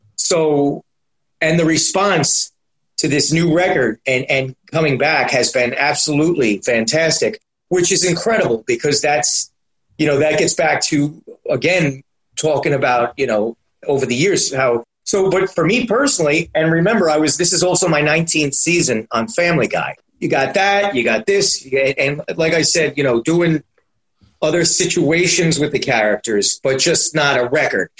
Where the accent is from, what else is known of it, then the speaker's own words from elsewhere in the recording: New York City, New York, United States; also born or lived in Astoria, Queens; I was born and raised in Manhattan